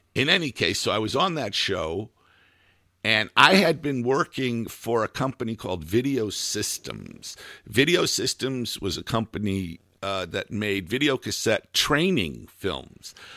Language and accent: English; United States; moved away as an adult; also born or lived in Almería, Spain; as an American who spoke English